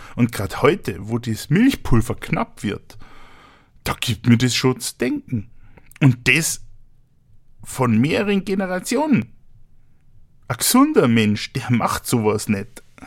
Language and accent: German; Munich, Bavaria, Germany; komme ich aus Bayern. Genauer gesagt aus München